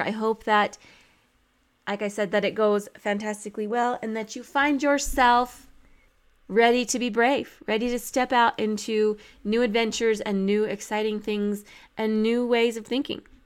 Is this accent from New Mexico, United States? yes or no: yes; New Mexico, United States; I grew up in New Mexico